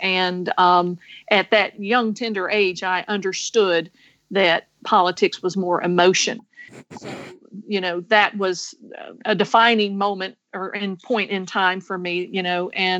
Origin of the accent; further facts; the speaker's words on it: Atlanta, Georgia, United States; I was born in Atlanta and raised on a farm just outside of Atlanta, Georgia.